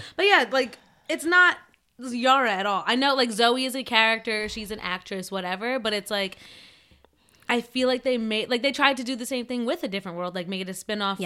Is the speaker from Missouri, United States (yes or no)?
no; New Jersey, United States; accent: Jersey; I have like a Jersey accent